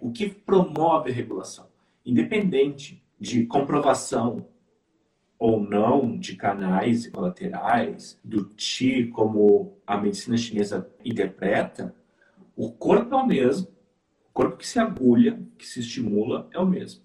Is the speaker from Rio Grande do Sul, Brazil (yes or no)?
yes; interior of Rio Grande do Sul, Brazil; eu sou do interior do Rio Grande do Sul